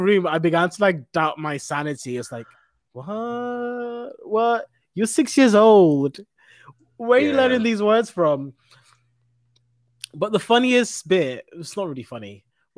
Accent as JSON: {"language": "English", "region": "London", "country": "United Kingdom", "tie": "born or raised there", "moved": "as an adult", "lives_now": "Scotland, United Kingdom", "said": "I grew up in London and worked in London."}